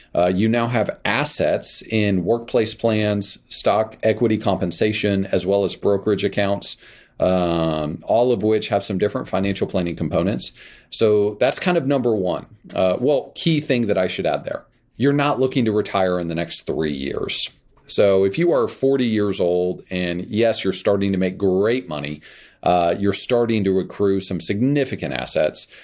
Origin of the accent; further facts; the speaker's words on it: Kansas, United States; moved away; I grew up in Kansas